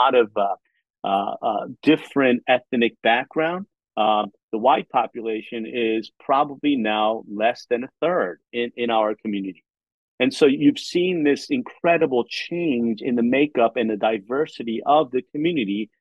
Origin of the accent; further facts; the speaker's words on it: Philadelphia, Pennsylvania, United States; also born or lived in South Korea; now in Charlotte, United States; I grew up in Philadelphia